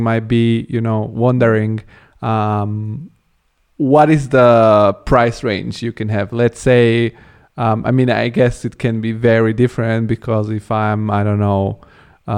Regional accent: Italy; also born or lived in Bulgaria; now in Germany; I'm born in Bulgaria, which is Eastern European country. I grew up in Italy and now I'm in Germany.

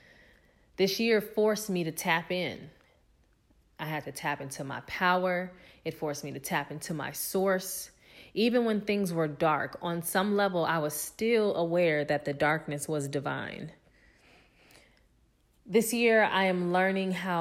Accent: Los Angeles, California, United States; also born or lived in Atlanta, Georgia; I am from Los Angeles, California

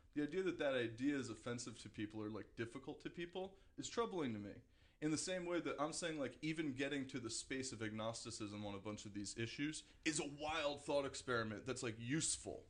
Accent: Paramus, New Jersey, United States; also born or lived in Manhattan, New York; Got a small uh, small house in Paramus, New Jersey, which was where I ended up growing up

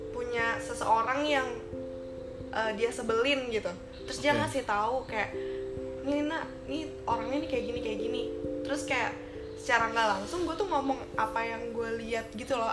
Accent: Jakarta, Indonesia; Kalau lingkungan kampus, kalau gue sih udah pasti dibilang kayak kelihatan Betawinya.

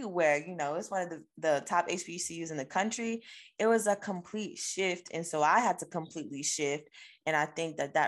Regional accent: Virginia, United States; moved away as an adult; we're all just from Virginia

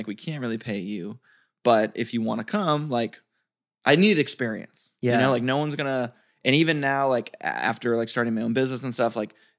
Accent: Detroit, Michigan, United States; born or raised there

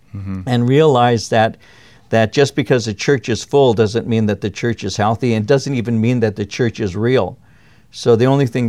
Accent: Norwalk, California, United States; as I grew up in Norwalk, California, in my neighborhood, there were maybe two homes that didn't have dads

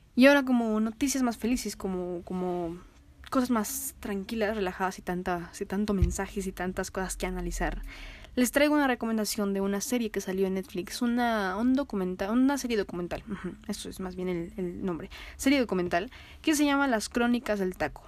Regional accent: Mexico; así como somos nosotros los mexicanos

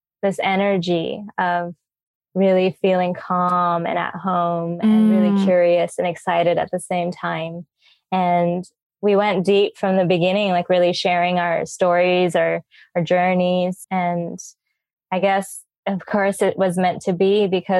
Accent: United States; now in Bali, Indonesia; I'm originally from America, living in Bali.

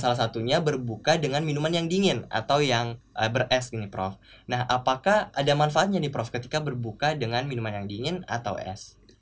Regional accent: Makassar, South Sulawesi, Indonesia; di daerah saya, Makassar

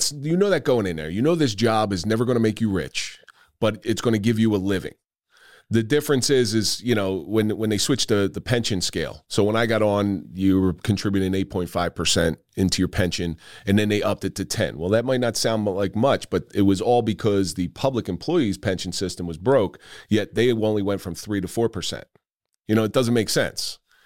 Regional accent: New Jersey, United States; accent: South Jersey; now in North Jersey, United States; So living in North Jersey as long as I have, I've lost my South Jersey accent. But every once in a while, people will tell me it creeps in.

